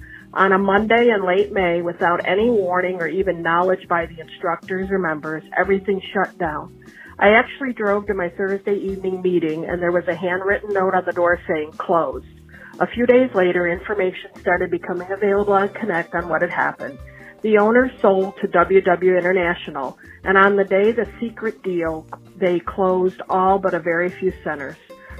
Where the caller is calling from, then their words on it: Michigan, United States; Hi, Donato. … I'm from Michigan.